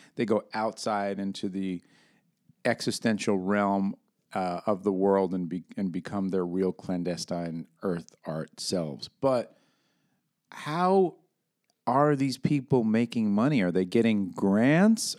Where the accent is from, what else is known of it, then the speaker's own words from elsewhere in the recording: New York, United States; where I'm from, up in New York